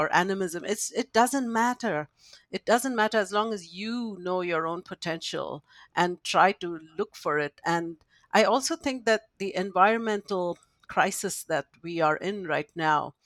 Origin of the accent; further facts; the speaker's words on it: India; I grew up in India, and growing up in a culture that accepts the supernatural